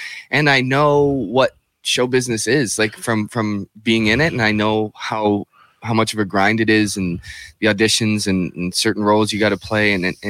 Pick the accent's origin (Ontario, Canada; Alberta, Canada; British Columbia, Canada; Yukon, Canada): Ontario, Canada; Sudbury; I'm from here, born and raised, lived in Kingston after, you know, started my hockey career in Kingston for the Frontenacs and all that stuff